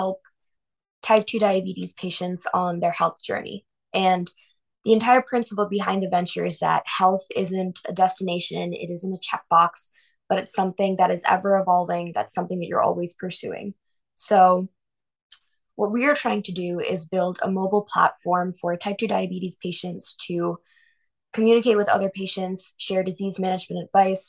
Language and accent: English; Avon, Ohio, United States; We grew up in Avon, same town in Cleveland together